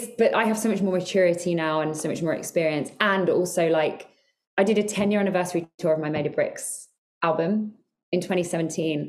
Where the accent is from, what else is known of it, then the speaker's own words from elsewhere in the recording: Ireland; I'm Irish